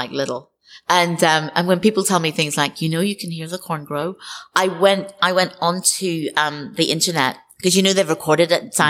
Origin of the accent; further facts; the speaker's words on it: Northern Ireland, United Kingdom; when I was growing up in Northern Ireland